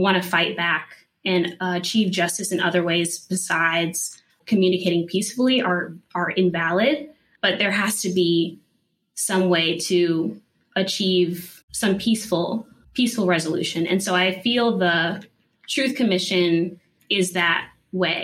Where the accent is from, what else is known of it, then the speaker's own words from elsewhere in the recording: Cleveland, Ohio, United States; moved away as an adult; now in Greensboro, United States; I'm from Cleveland, Ohio